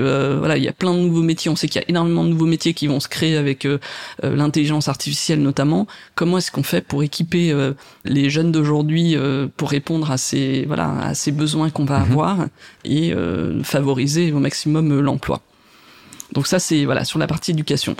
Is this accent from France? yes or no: yes; France; quand on est français